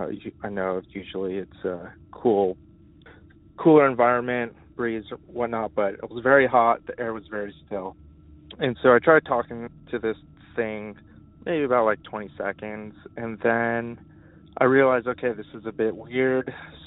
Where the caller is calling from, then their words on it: Los Angeles, California, United States; I'm calling from Los Angeles, California